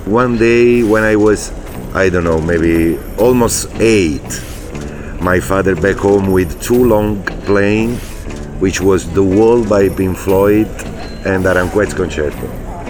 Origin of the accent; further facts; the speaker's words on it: Naples, Campania, Italy; English is a second language; I come from Napoli, south of Italy